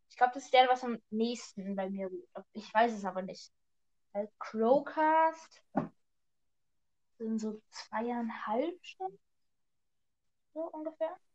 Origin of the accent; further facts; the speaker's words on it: Austria; Ich bin ja auch Österreicher.